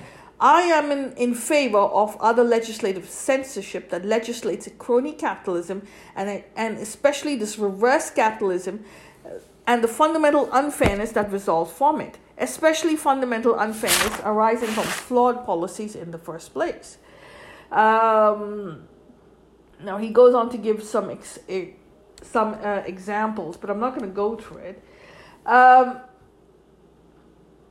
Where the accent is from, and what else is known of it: United States